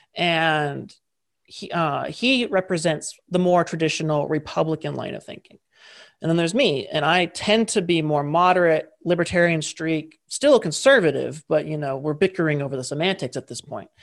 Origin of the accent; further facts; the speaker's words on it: United States; I say this as an American